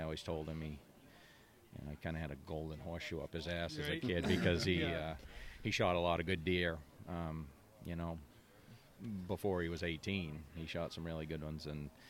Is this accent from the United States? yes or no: yes; Wentworth, New Hampshire, United States; also born or lived in Plymouth, New Hampshire; I was born in Plymouth. New Hampshire, and basically I've lived my whole life in Wentworth, so I didn't travel far. I went to local schools, and I still work in Plymouth